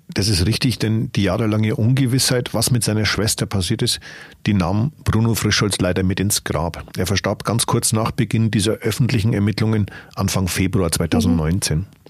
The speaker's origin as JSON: {"language": "German", "area": "Upper Palatinate", "region": "Bavaria", "country": "Germany", "said": "bei uns in der Oberpfalz"}